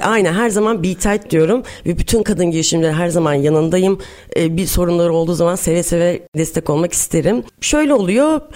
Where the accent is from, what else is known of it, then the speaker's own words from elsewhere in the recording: Samsun, Turkey; moved away as an adult; also born or lived in Istanbul; 1981 Samsun'dan oluyum. Senin memleketin aynı memleketinden evet. ve aynı liseden Samsun Lisesi'nden mezun oldum.